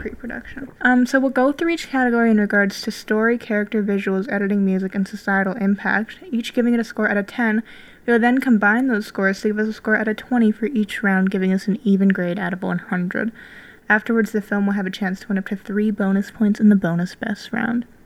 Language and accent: English; Calgary, Alberta, Canada; I'm from Calgary